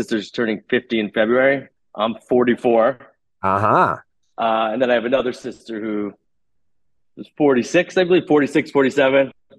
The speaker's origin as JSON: {"language": "English", "town": "Chappaqua", "region": "New York", "country": "United States", "tie": "born or raised there", "also_born_or_lived": "Mount Kisco, New York", "said": "I was born in Mount Kisco, New York, but grew up in Chappaqua, New York. So basically 35 miles outside of Manhattan."}